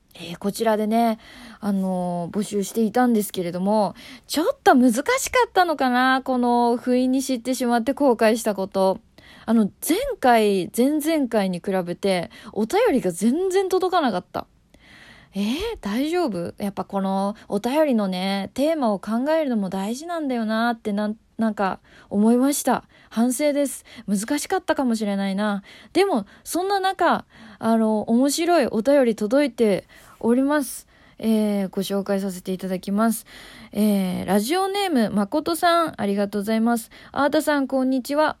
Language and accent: Japanese; Tokyo, Japan; 私東京出身なんですけど